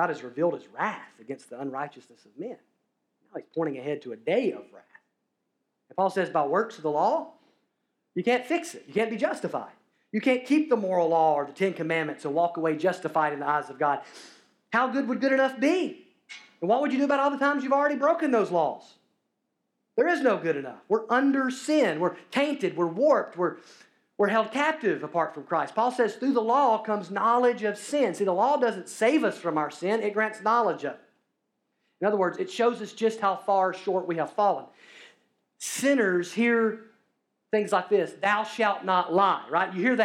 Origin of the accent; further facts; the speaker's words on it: Alabama, United States; I'm from Alabama